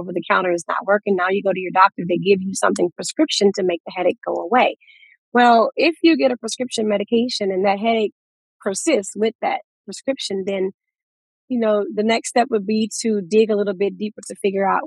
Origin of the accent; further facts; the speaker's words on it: Louisiana, United States; now in Houston, United States; We're from Louisiana